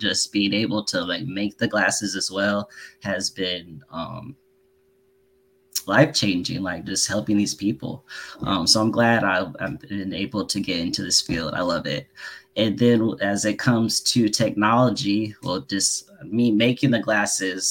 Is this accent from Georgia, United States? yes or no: no; Fayetteville, North Carolina, United States; I'm from Fayetteville, North Carolina. I'm still here now